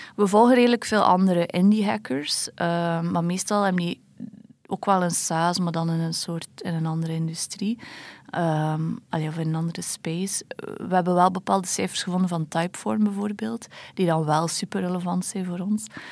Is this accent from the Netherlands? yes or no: no; Belgium; als Belg